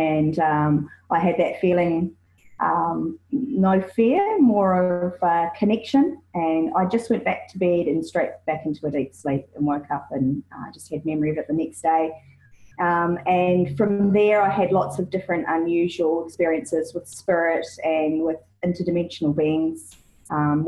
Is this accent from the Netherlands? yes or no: no; New Zealand; now in Australia; I'm a New Zealander, loving and living in Australia